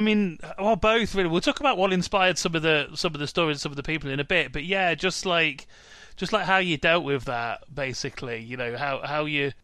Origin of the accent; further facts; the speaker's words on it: Midlands, United Kingdom; moved away; also born or lived in London; I'm from the Midlands originally. I come from a town where all the estates are on one side of the town